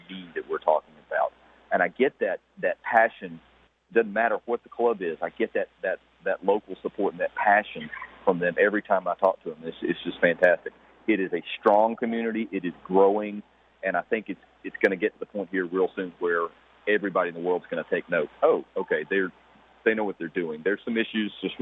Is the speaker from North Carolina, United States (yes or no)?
no; Columbus, Georgia, United States; now in Atlanta, United States; I was born and raised in Columbus, Georgia.